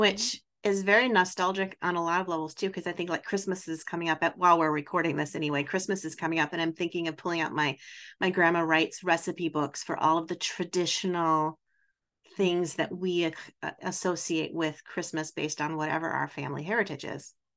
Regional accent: Wisconsin, United States; I'm also from Wisconsin

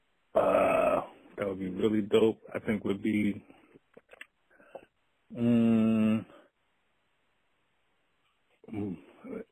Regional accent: New York City, New York, United States; also born or lived in Flushing, Queens; I'm from Astoria Project. That's in Astoria. And my grandparents on the Spanish side lived in the Bland and Flushing. So I was always between the two.

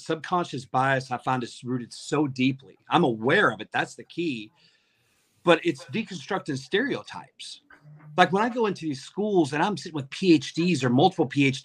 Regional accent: Arkansas, United States; now in Indiana, United States; Growing up in Arkansas, I grew up as basically a card-carrying member of the racist community

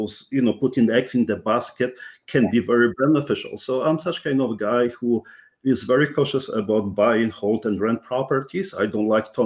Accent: Poland; English is a second language; now in Canada; I'm Polish born, Canadian, first generation immigrant. So that's something which you may even realize by my strong accent

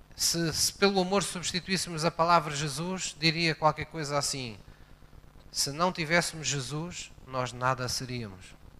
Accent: Portimão, Algarve, Portugal; also born or lived in Tavira; quando era miúdo, eh, eu vivia em Portimão, mas eu nasci em Tavira.

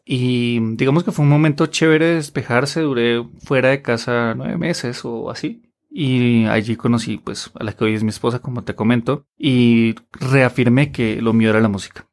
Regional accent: Colombia; en Colombia, específicamente en Bogotá, tenemos un doblaje fuerte

